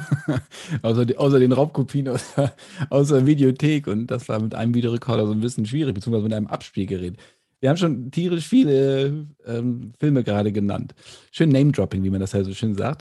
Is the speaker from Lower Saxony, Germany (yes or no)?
yes; Bassum, Lower Saxony, Germany; ich komme aus Bassum, äh, in der Nähe von Bremen